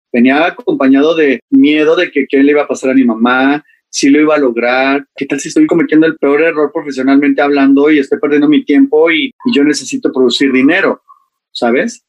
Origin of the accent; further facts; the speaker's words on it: Mexico City, Mexico; soy de la Ciudad de México